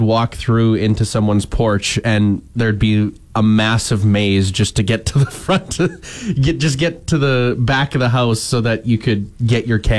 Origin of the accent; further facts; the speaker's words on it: Waka, Texas, United States; Yeah, we had one location in my hometown, Waka. I do believe it was the small town bar in Waka.